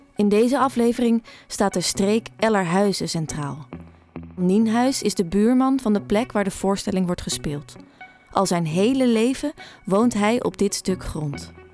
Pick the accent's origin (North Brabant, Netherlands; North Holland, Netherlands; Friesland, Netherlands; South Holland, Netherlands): Friesland, Netherlands; Frisian countryside; Op het Friese platteland waar ik opgroeide